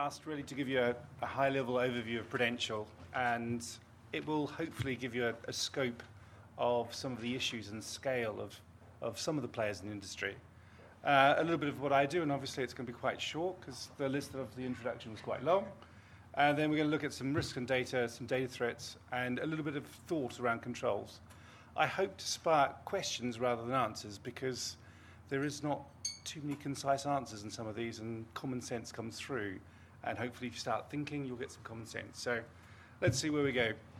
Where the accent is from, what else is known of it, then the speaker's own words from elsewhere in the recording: New Zealand; You probably don't hear it, my accent, I'm a Kiwi, and I did have a Pru policy when I was about five